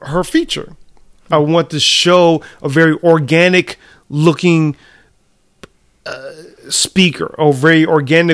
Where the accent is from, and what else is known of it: United States